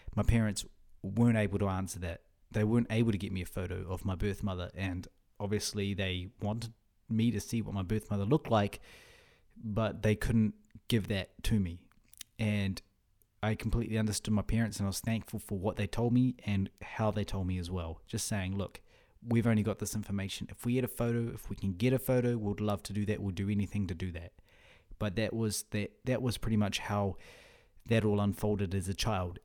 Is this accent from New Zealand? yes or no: yes; Whangarei, Northland, New Zealand; first language Russian; moved away as an adult; also born or lived in Russia; now in Auckland, New Zealand; we also had support groups in our town, in Whangarei, my, my hometown.